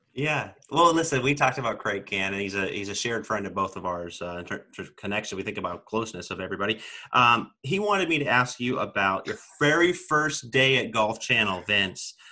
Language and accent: English; Sacramento, California, United States; moved away as an adult; now in Washington, D.C., United States; I grew up in Sacramento, California